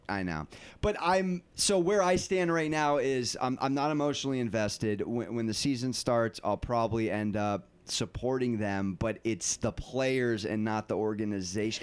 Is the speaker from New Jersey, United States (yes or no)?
no; San Diego, California, United States; I'm from San Diego.